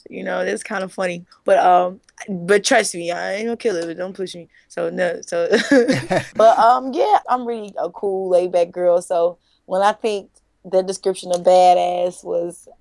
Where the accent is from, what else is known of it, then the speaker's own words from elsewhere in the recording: Jackson, Mississippi, United States; I'm from Clinton, Jackson, Mississippi. And I've been singing my entire life. I'm a pastor's kid. Grew up singing in churches and basically singing around the city